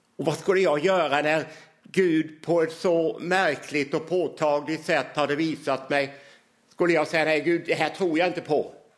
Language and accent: Swedish; Hylte, Halland County, Sweden; jag som 16-åring gick fram i Ambjörnarps lilla tältkyrka